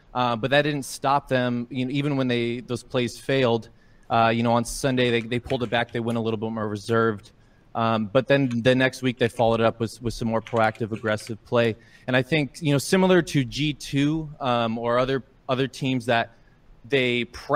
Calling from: Portland, Oregon, United States; Calling from Portland, Oregon.

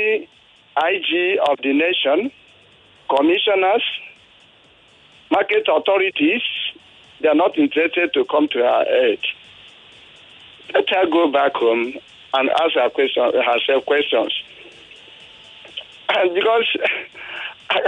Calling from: Ikorodu, Lagos, Nigeria; I'm calling from Ikorodu.

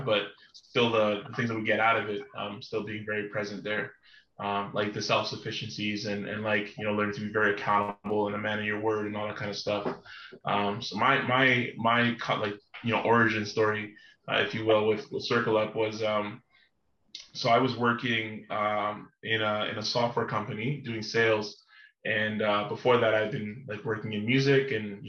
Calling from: Toronto, Ontario, Canada; I'm calling in from Toronto, Canada

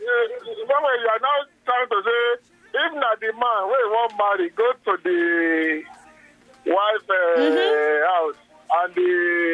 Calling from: Ikorodu, Lagos, Nigeria; I'm calling from Ikorodu.

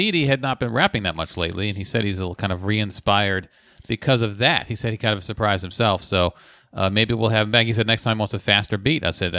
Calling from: London, United Kingdom; Hi, guys. I'm writing from London, England.

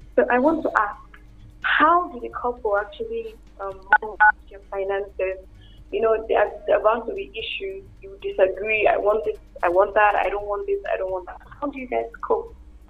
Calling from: Uyo, Akwa Ibom, Nigeria; I'm calling from Uyo.

